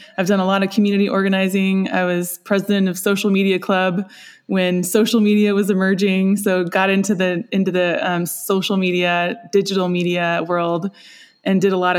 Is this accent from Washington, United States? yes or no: yes; Seattle, Washington, United States; now in Whidbey Island, United States; Well, I grew up in Seattle. I'm a fourth generation Northwest girl.